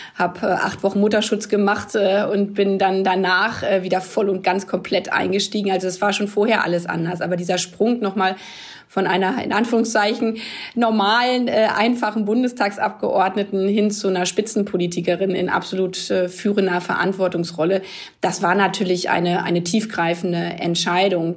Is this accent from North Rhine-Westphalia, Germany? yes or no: no; village near Hanover, Lower Saxony, Germany; In dem Dorf, wo ich aufgewachsen bin